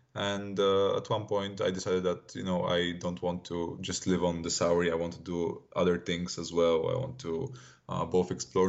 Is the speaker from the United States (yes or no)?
no; Ruse, Ruse Province, Bulgaria; moved away as an adult; also born or lived in Glasgow, United Kingdom; I'm originally from Ruse, which is a relatively small town on the Danube River, but with nice famous history. And I had a quite nice upbringing there in a very multicultural environment.